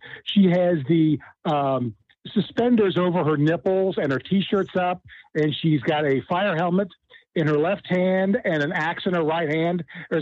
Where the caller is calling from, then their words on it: Cincinnati, Ohio, United States; from Cincinnati.